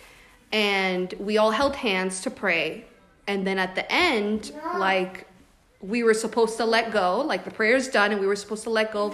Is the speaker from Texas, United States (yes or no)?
no; Florida, United States; now in California, United States; I'm from Florida